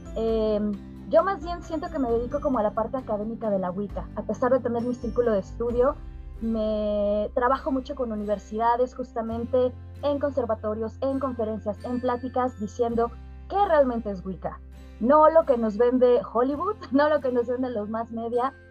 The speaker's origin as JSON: {"language": "Spanish", "country": "Mexico", "said": "mi papá es argelino, mi madre es mexicana, entonces siempre viví en, este, en esta intersección, en, lo liminal entre eh, soy mexicana"}